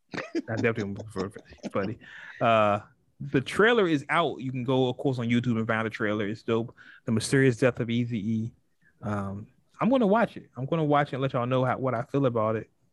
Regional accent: West Coast, United States; I'm from the West Coast, and when you call somebody out, you call somebody out

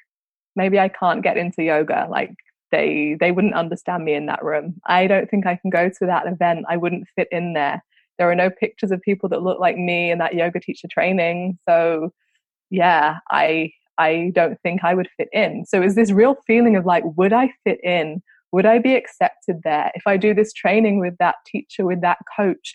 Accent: London, United Kingdom; I grew up in London, so London's very, very diverse as a city.

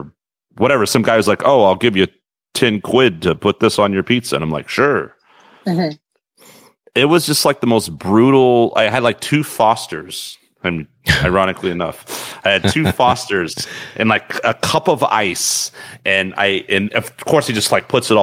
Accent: Texas, United States; growing up in Texas

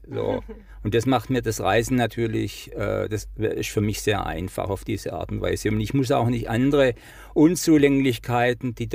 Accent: Baden-Württemberg, Germany; accent: Swabian; mein schwäbischer Akzent ist jetzt nicht leugnbar.

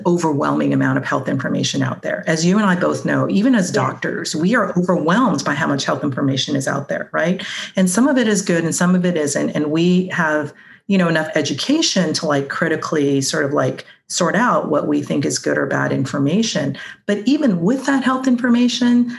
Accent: Hong Kong; moved away as an adult; I grew up in Hong Kong

